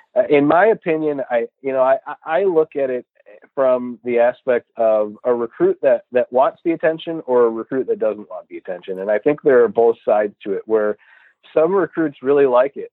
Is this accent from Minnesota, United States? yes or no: no; Rochester Hills, Michigan, United States; also born or lived in Mount Pleasant, Michigan; I'm born and raised in Rochester Hills